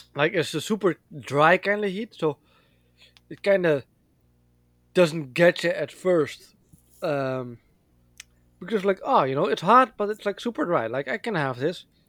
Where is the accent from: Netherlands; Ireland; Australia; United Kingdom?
Netherlands; moved away; I was born and raised in the Netherlands